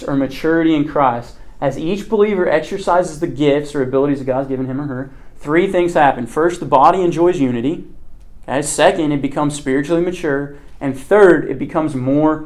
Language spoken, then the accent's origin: English; Kansas, United States; I'm from Kansas.